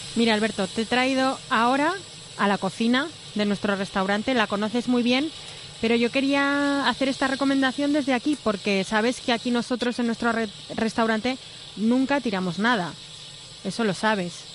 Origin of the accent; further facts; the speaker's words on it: Aragon, Spain; tenemos los, los aragoneses en tema de, de mentalidad